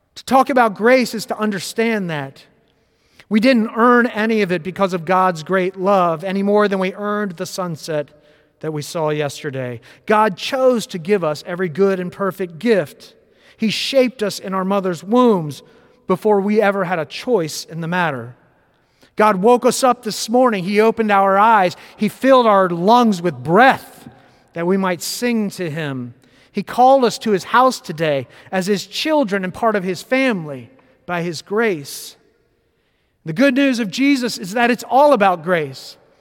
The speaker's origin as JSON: {"language": "English", "town": "West Palm Beach", "region": "Florida", "country": "United States", "tie": "born or raised there", "said": "I grew up in West Palm Beach, Florida, in a deeply Presbyterian family and church."}